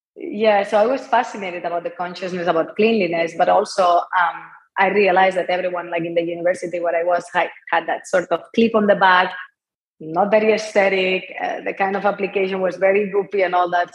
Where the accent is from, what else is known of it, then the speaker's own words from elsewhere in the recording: Barcelona, Catalonia, Spain; English is a second language; moved away as an adult; as you can tell by my accent, I'm not from here, I'm from Barcelona. I was raised in an entrepreneurial family.